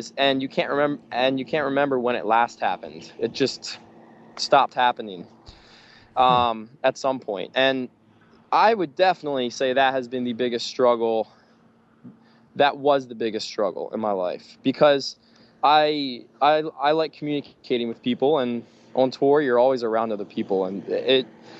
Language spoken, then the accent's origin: English; Pennsylvania, United States; I'm from Pennsylvania, so I'm on the other side of the country